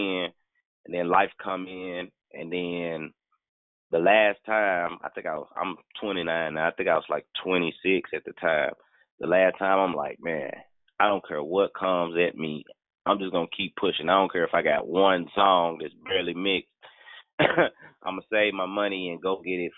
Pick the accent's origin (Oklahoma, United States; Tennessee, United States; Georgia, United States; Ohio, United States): Tennessee, United States; Memphis; I'm from Memphis